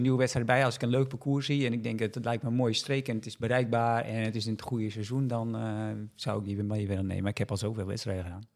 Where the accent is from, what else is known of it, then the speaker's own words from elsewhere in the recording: Netherlands; ik uit Nederland kwam